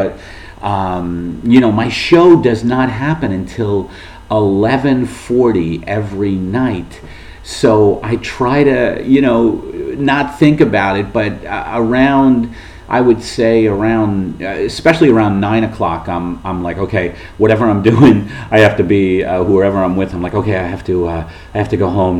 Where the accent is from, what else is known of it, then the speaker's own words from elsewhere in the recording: United States; being the American who doesn't know how to pronounce Edinburgh